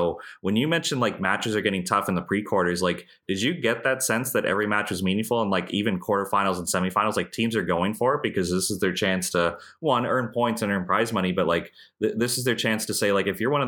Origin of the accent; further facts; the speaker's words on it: Canada; And then I think as a Canadian over there, I'd be trying to watch as much live as I can.